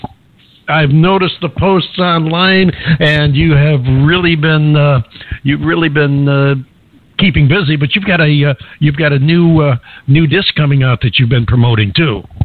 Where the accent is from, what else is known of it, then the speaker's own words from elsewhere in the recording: New York, United States; us New Yorkers